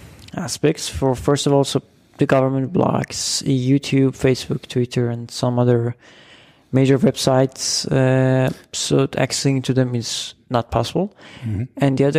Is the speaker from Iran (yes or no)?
yes; Iran; I'm from Iran.